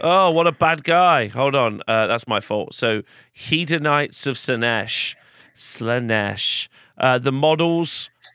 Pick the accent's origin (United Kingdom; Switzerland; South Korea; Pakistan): United Kingdom; England; but I'm English